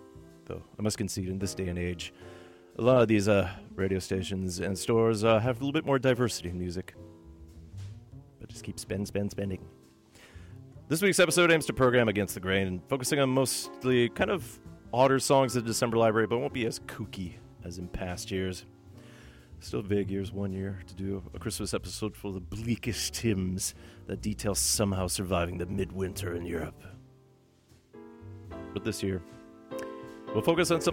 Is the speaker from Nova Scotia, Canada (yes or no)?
no; Thunder Bay, Ontario, Canada; now in Vancouver, Canada; my hometown of Thunder Bay, Ontario